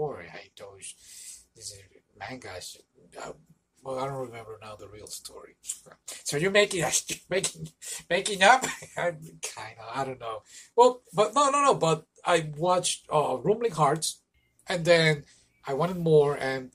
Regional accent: Puerto Rico; moved away; Well, I'm from Puerto Rico, and in Puerto Rico, they, back when I used to live over there

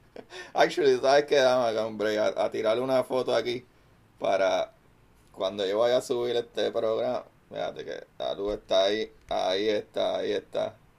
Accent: Bayamón, Puerto Rico; also born or lived in Levittown; yo soy, eh, originalmente de Bayamón, pero siempre estudié en Levy Town

